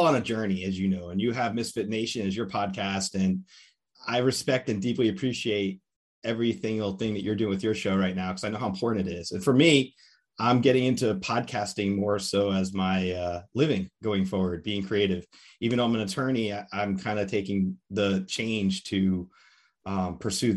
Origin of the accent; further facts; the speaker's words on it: Lodi, New Jersey, United States; moved away; from Lodi, New Jersey, right. Bergen County.